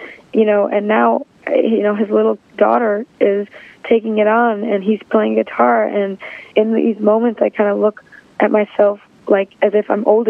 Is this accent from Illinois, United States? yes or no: yes; Chicago, Illinois, United States; my hometown of Chicago